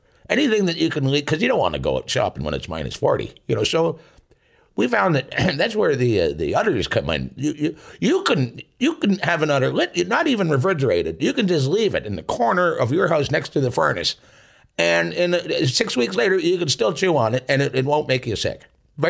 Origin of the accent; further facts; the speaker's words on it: Tisdale, Saskatchewan, Canada; I'm from Tisdale, Saskatchewan in Canada.